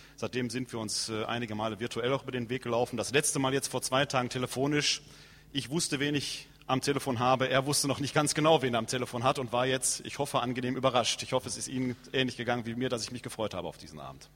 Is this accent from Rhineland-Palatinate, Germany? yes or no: no; Ruhr area, North Rhine-Westphalia, Germany; ich bin ja gebürtiger Ruhrgebietler und bin im Herzen auch eher Westfaler als Rheinländer